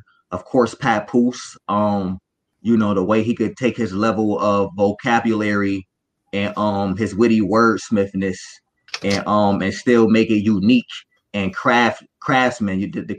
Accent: Buffalo, New York, United States; You know, I'm coming from Buffalo, New York.

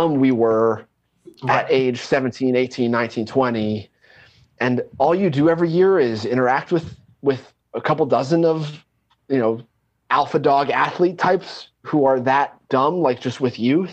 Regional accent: Pennsylvania, United States; moved away; where I'm from Pennsylvania originally

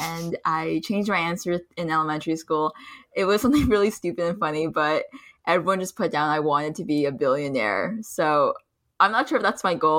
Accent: Plainsboro, New Jersey, United States; also born or lived in Pennsylvania / China; I grew up predominantly in Plainsboro, New Jersey

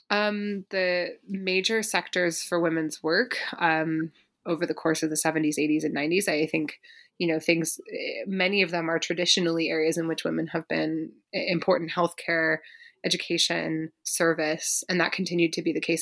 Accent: Berkeley, California, United States; I grew up in Berkeley, California

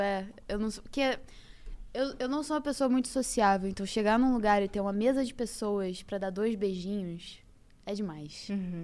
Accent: Rio de Janeiro, Brazil; also born or lived in Niterói / Barra da Tijuca; eu nasci em Niterói, literalmente nasci em Niterói, depois peguei o carro e fui pra Ilha do Governador e morei lá por muitos anos, fui, passei minha infância

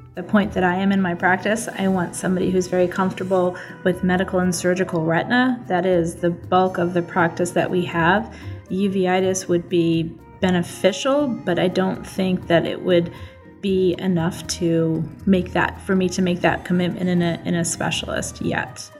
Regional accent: Boulder, Colorado, United States; Boulder is my hometown. I, I grew up there from a young age

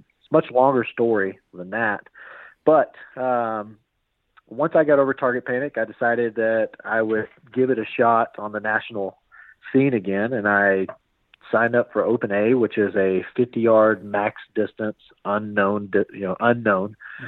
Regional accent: Norman, Oklahoma, United States; I am from Norman, Oklahoma, otherwise known as God's Country.

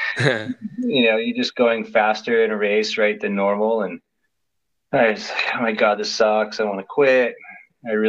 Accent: Waltham, Massachusetts, United States; moved away as an adult; also born or lived in Arizona; now in Phoenix, United States; I grew up in Waltham, Massachusetts

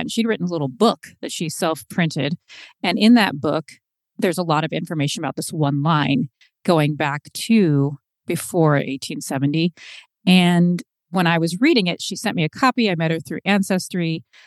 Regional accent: Seattle, Washington, United States; I was born in Seattle

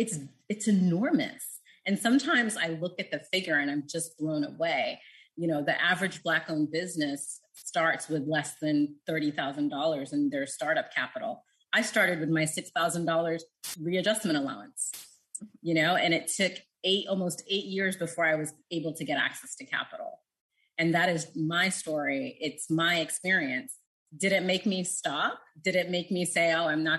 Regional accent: United States; as an American

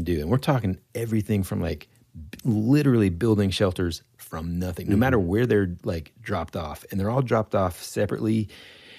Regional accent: United States; we're from the States

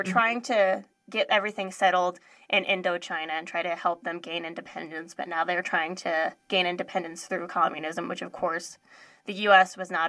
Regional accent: United States; born or raised there

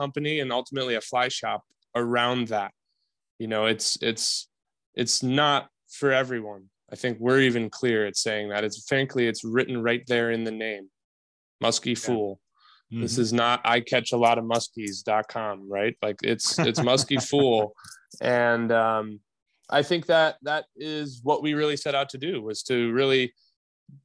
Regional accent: Wisconsin, United States; born and raised in Wisconsin

